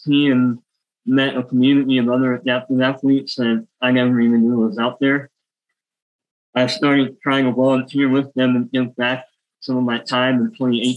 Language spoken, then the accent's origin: English; Houston, Texas, United States; I grew up with high school in a small town, started commuting to go to the University of Houston, moved back. I was born in Houston